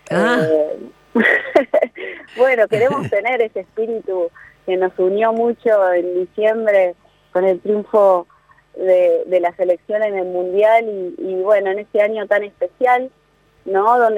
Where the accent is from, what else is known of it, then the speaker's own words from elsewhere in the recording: Argentina; donde al mismo tiempo estemos aprendiendo y acercándonos a un conocimiento de lo que somos como argentinos, de las capacidades que tenemos